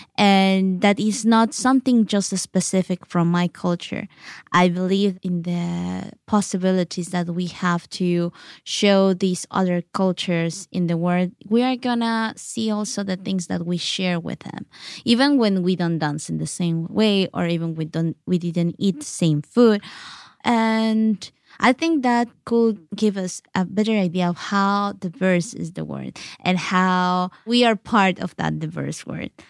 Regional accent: Oaxaca City, Oaxaca, Mexico; English is a second language; moved away; also born or lived in Yalálag; even when I was raised in Oaxaca City, I was surrounded by my culture there, my Yalaltec culture in Oaxaca City

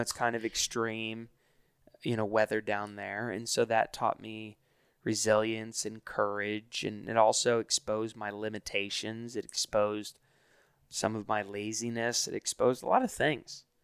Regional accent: Hilton Head Island, South Carolina, United States; I grew up in Hilton Head Island, South Carolina

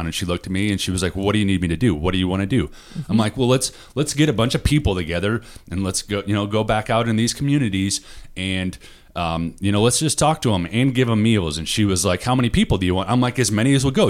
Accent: Utah, United States; moved away; I grew up in Utah

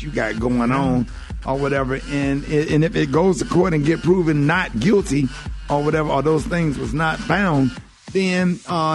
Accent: Birmingham, Alabama, United States; I'm from Birmingham, Alabama

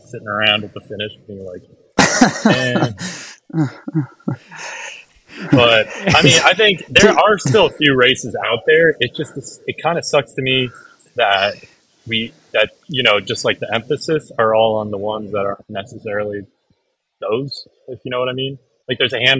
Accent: Chicago, Illinois, United States; moved away as an adult; also born or lived in Colorado; I'm from Chicago

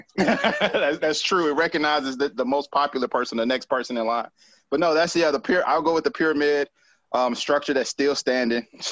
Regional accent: Decatur, Georgia, United States; Decatur, Georgia, um, is is where I spent the majority of my life

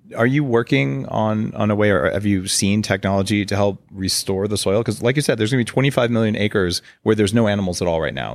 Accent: United States; moved away as an adult; now in Victoria, Canada; I'm a permanent resident, but I'm American.

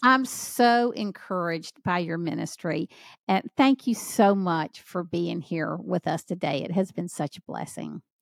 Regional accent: Southern United States, United States; accent: Southern; I tried to get rid of my Southern accent once, it didn't go

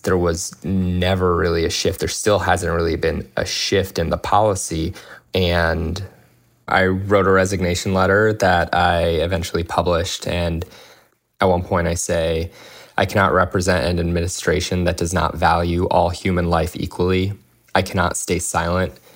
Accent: United States; I was born and raised in the United States

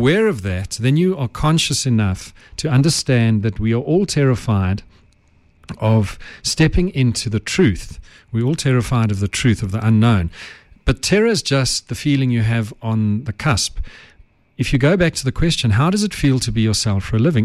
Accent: Johannesburg, Gauteng, South Africa; I have English roots. My ancestors were English, but I grew up in Joburg

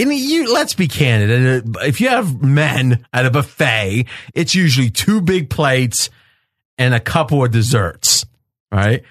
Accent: Ohio, United States; I grew up in Ohio, but Wheeling was right across the river

